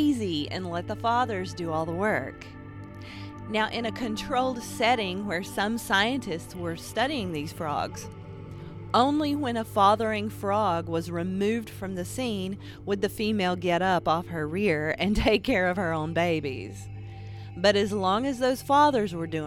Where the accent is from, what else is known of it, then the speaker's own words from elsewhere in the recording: Appalachia, United States; I'm an Appalachian artist